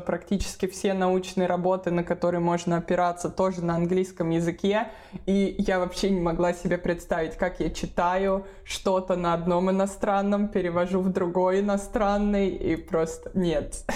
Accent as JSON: {"language": "Russian", "region": "Moscow Oblast", "country": "Russia", "tie": "born or raised there", "also_born_or_lived": "Bamberg, Germany", "moved": "as an adult", "lives_now": "Germany", "said": "Я сама родилась и выросла в Москве, точнее в Подмосковье, в ближнем Подмосковье"}